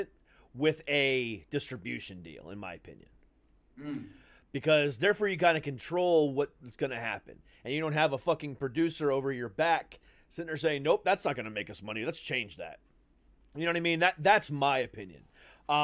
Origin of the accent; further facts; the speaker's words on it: Florida, United States; I'm from Florida